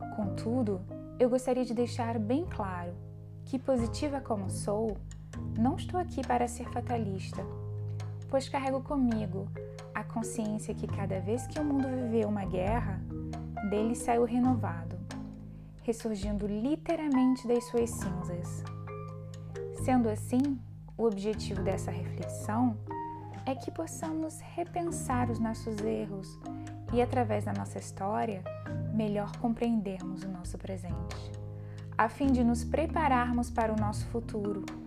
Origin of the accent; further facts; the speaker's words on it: Brazil; moved away as an adult; now in France; o Brasil, país onde nasci